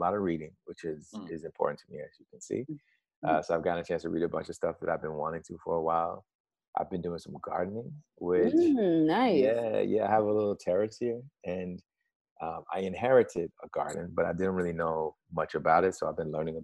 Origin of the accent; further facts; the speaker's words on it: Alabama, United States; I grew up in Alabama